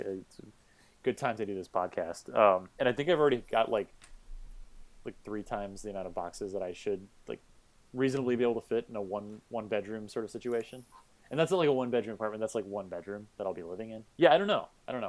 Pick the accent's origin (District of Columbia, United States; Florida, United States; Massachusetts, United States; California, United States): Florida, United States; moved away as an adult; also born or lived in Savannah, Georgia / Los Angeles; now in New York, United States; I was born and raised for most of my childhood in Florida